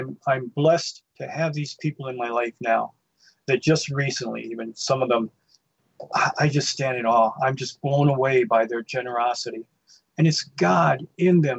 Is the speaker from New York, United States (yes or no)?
no; Livonia, Michigan, United States; Growing up in Livonia, I lived in Dutch Mill Farms, which is a blue collar auto working place